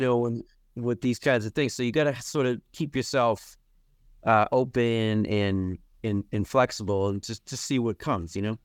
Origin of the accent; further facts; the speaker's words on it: Medway, Massachusetts, United States; born and raised in Massachusetts, and, uh, in a small town called Medway, Massachusetts